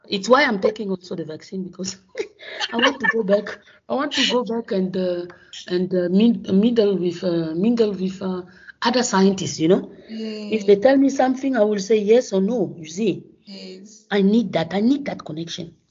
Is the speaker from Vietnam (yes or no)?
no; Gabon; moved away as an adult; also born or lived in Congo / France; now in South Africa; born in Congo, but I grew up in Gabon.